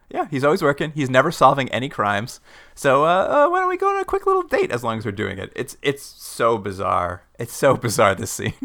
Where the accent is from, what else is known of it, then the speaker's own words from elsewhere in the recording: Canada; we're from Canada